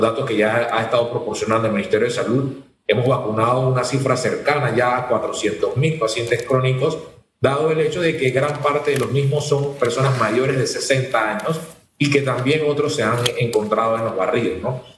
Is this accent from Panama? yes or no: yes; Panama; nosotros que somos ciudadanos de, de la República de Panamá